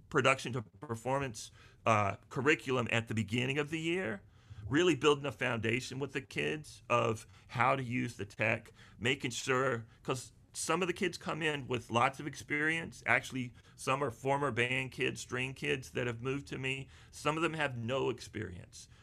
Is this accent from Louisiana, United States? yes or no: no; Charlotte, North Carolina, United States; also born or lived in Wilmington, North Carolina / Burgaw, North Carolina; I was born and raised in the Charlotte area